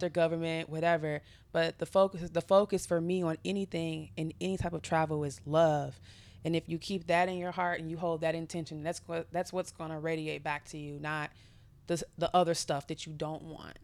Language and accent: English; United States; as an American woman